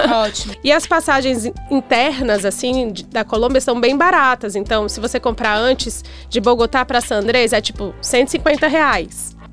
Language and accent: Portuguese; Brazil; a única brasileira no bar